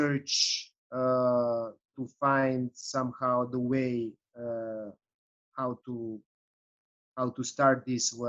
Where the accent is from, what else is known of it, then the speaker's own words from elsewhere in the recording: Serbia; English is a second language; moved away as an adult; now in Chicago, United States; I'm originally from Serbia